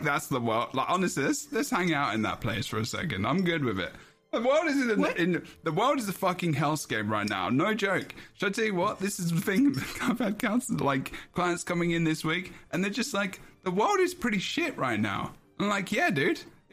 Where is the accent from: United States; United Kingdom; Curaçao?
United Kingdom; I'm British